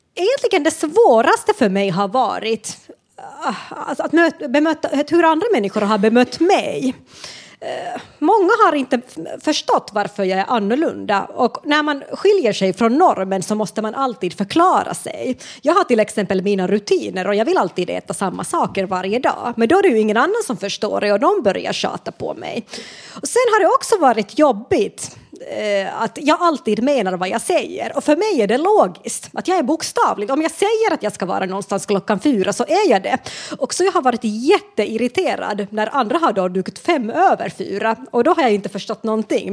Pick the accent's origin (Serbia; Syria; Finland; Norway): Finland; moved away as an adult; now in Sweden